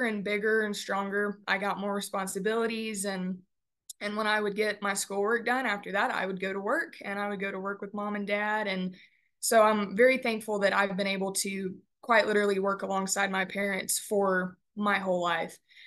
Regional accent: Beeville, Texas, United States; now in Canyon, United States; I am from Beeville, Texas. I was born and raised on our family-owned and operated ranch there in Bee County

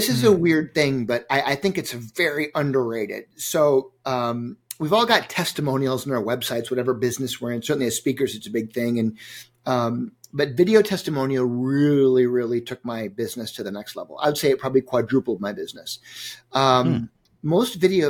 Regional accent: Minneapolis, Minnesota, United States; my hometown here where I live in Minneapolis

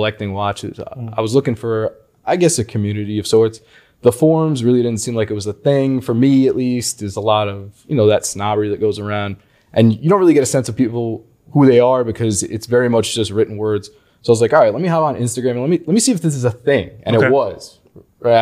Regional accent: Long Island, New York, United States; I'm from Long Island, New York

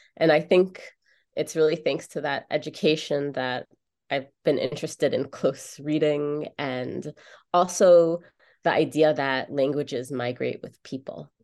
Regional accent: New York City, New York, United States; now in Chicago, United States; I grew up in New York City in an area of the Bronx called Riverdale.

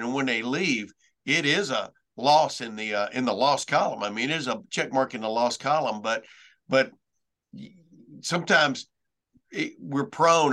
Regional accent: Lufkin, Texas, United States; I'm from Lufkin, Texas

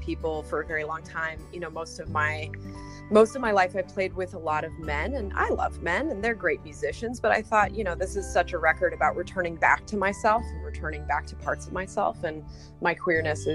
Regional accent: Denver, Colorado, United States; I'm from Colorado originally, and went to high school and middle school in Denver.

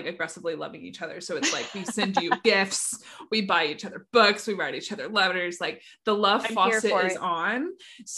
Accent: Nashville, Tennessee, United States; moved away as an adult; I grew up here in Nashville, but then moved away after college

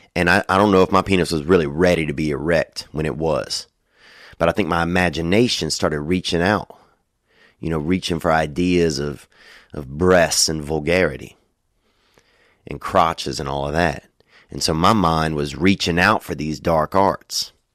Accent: Covington, Louisiana, United States; moved away; I was down there in Covington, Louisiana

